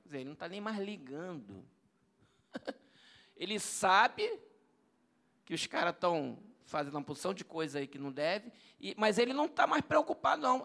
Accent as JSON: {"language": "Portuguese", "country": "Brazil", "said": "Eu sou brasileiro."}